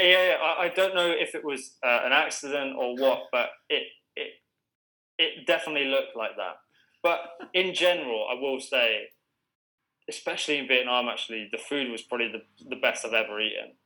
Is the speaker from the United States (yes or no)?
no; England, United Kingdom